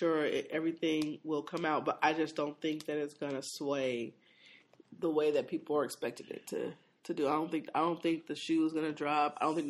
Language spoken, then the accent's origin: English; Washington, United States; moved away; prayers to my home state. I mean, that's where I'm from.